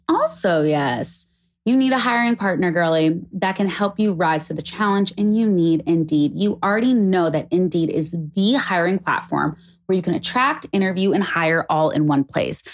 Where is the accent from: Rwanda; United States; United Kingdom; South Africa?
United States; also born or lived in West Hollywood; as an American